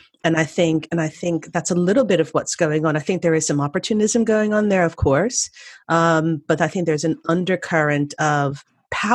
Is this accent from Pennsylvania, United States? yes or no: yes; Philadelphia, Pennsylvania, United States; now in United Kingdom; I'm originally from Philadelphia